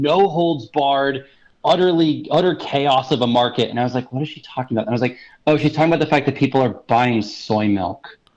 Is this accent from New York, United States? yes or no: yes; Brooklyn, New York, United States; My mom knitted me this hat when I was a child. Uh, growing up in Brooklyn.